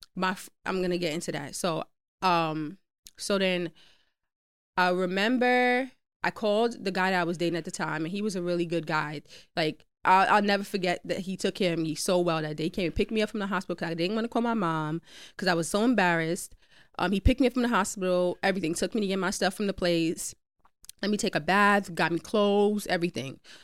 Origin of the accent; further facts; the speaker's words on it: New York City, New York, United States; I'm from Queens